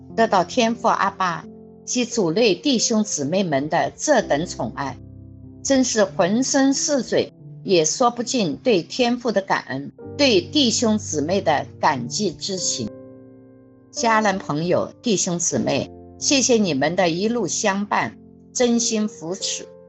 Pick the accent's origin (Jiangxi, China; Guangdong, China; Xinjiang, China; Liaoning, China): Jiangxi, China; moved away; 我们江西老家